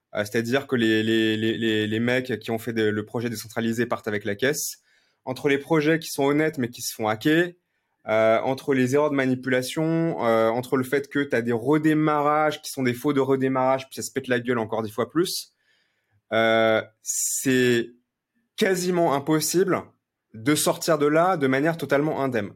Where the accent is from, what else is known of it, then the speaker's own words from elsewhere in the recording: Lyon, Auvergne-Rhône-Alpes, France; je suis né à Lyon